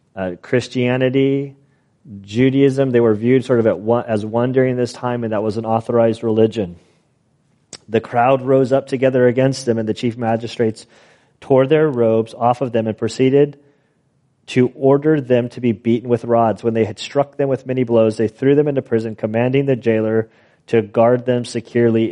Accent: United States; we as American citizens

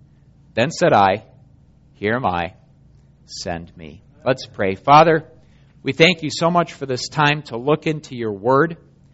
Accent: Germany; 1988, my family and I were living in Germany. I grew up in Germany. My folks are missionaries there.

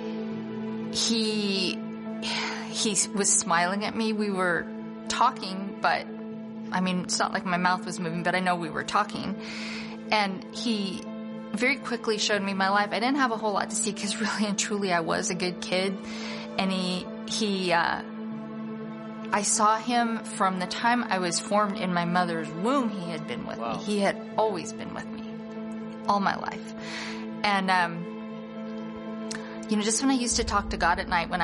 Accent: Council Bluffs, Iowa, United States; born or raised there

